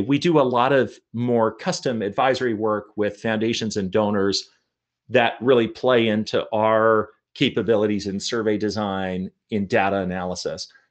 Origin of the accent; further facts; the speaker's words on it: Portland, Oregon, United States; also born or lived in Toronto, Canada; I grew up mostly in, in, well, entirely in Portland, Oregon